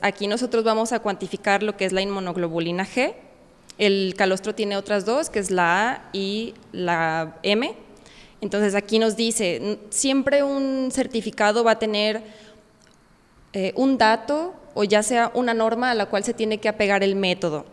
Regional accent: San Miguel el Alto, Jalisco, Mexico; vengo de San Miguel el Alto, aquí cerquita de Conana

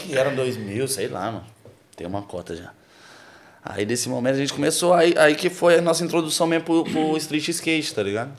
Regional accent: Belo Horizonte, Minas Gerais, Brazil; no Santa Teresa, que é o bairro onde eu nasci, fui criado.

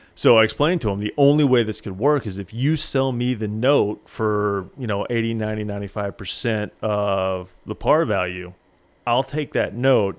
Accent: Springfield, Missouri, United States; moved away; also born or lived in Houston, Texas; Springfield was my hometown

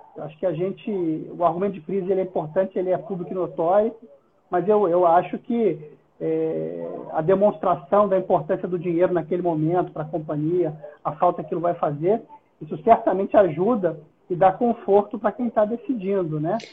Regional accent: Brazil; eu sou brasileiro

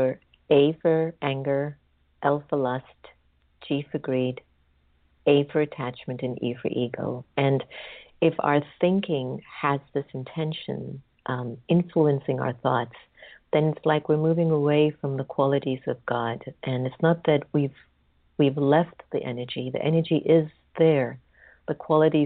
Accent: United States; as an American

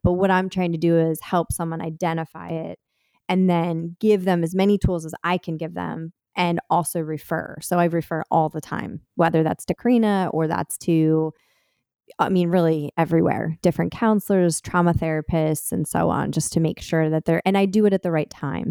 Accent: Delaware, United States; now in Philadelphia area, United States; I grew up in Delaware

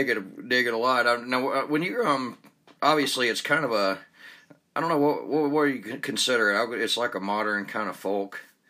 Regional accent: Atlanta, Georgia, United States; now in Utah, United States; I'm originally from Atlanta, Georgia

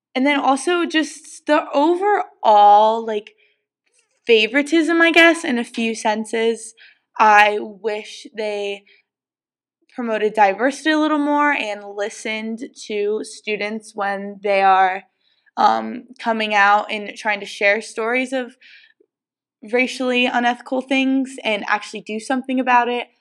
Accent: Ohio, United States; moved away as an adult; also born or lived in Pennsylvania; living in Ohio

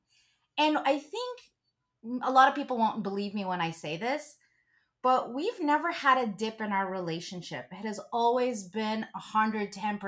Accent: Philippines; being Catholic and being Filipino

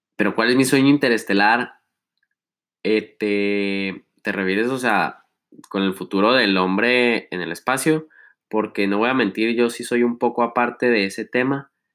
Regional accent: Chihuahua, Mexico; moved away as an adult; now in Milan, Italy; nuestro rancho, de los que sean de aquí

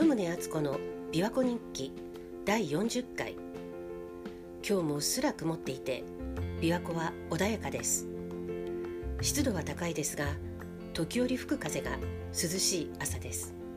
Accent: Hiroshima, Japan; moved away; その頃、私は定期的に広島に帰っていた

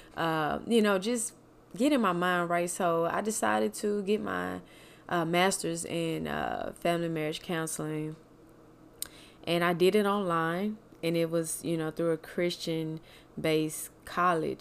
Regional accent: Mississippi, United States; moved away; also born or lived in Kansas City; from Mississippi, Kansas City

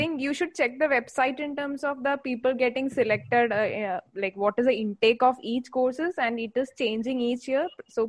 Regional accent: Assam, India; I'm from Assam.

